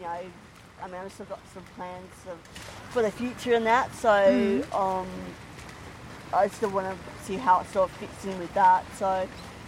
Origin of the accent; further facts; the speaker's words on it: Victoria, Australia; also born or lived in Queensland; I'm actually from Victoria. We actually moved to Queensland and we moved, stayed for about 3 years till we had to come up for family reasons